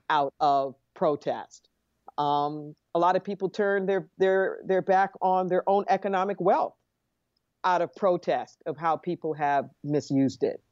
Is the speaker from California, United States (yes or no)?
yes; Los Angeles, California, United States; I grew up in Los Angeles